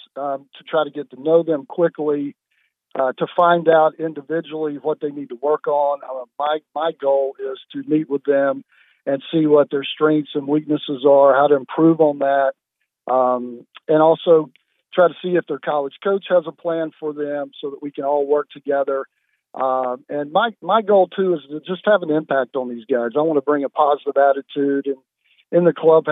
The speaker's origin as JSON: {"language": "English", "town": "Winston-Salem", "region": "North Carolina", "country": "United States", "tie": "born or raised there", "moved": "yes", "lives_now": "Sharpsburg, United States", "said": "I grew up in Winston-Salem"}